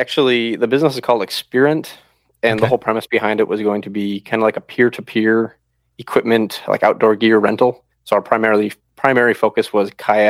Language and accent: English; Midwest, United States; And then we're originally from the Midwest. We're actually from Wisconsin and Minnesota.